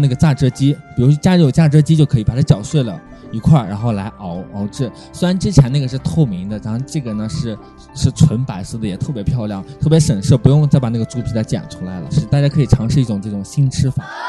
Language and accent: Chinese; Shanxi, China; 我们山西人呢更喜欢把它就放一些葱姜蒜